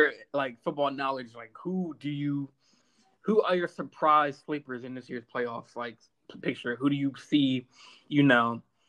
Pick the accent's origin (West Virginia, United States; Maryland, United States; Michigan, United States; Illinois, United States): Maryland, United States; Baltimore; I grew up kind of in Baltimore, Maryland.